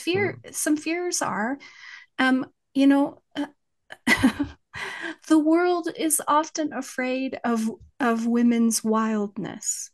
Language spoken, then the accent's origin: English; West Texas, United States; accent: West Texas; my West Texas accent